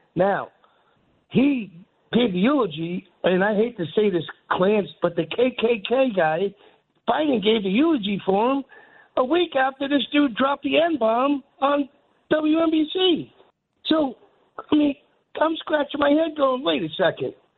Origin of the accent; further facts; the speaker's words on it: New York City, New York, United States; I'm from New York